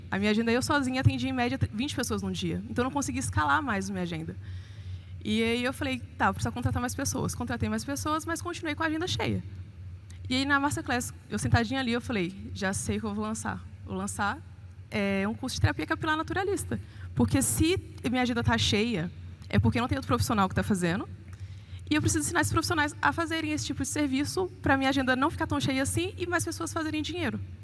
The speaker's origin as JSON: {"language": "Portuguese", "town": "Almenara", "region": "Minas Gerais", "country": "Brazil", "moved": "yes", "lives_now": "Belo Horizonte, Brazil", "said": "eu sou de Almenara, nordeste de Minas, e moro em BH há 13 anos."}